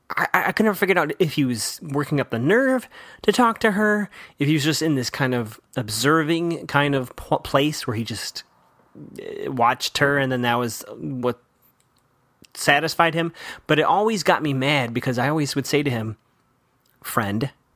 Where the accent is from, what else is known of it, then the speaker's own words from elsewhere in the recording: Chicago, Illinois, United States; I grew up in Chicago